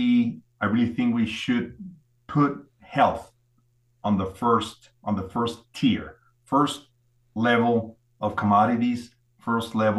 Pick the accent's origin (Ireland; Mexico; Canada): Mexico; I'm a Mexican doctor. I was born and raised in Mexico